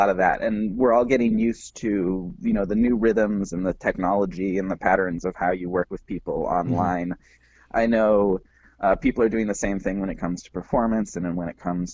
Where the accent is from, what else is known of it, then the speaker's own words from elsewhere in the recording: Wisconsin, United States; now in Washington, D.C., United States; I live in Washington, D.C., but I'm from Wisconsin.